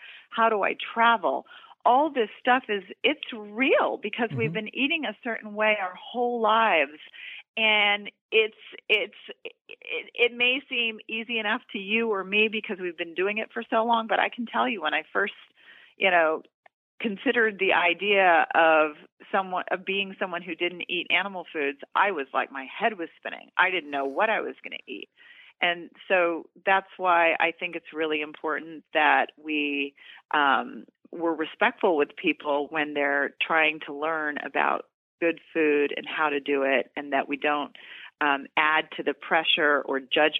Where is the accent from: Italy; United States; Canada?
United States; the South; I grew up in the South and because I love traditional foods like, you know, chicken and mashed potatoes